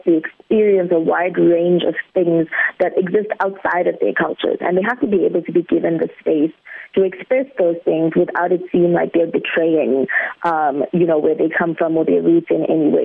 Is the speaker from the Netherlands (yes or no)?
no; South Africa; this big, big, big community that we call South Africa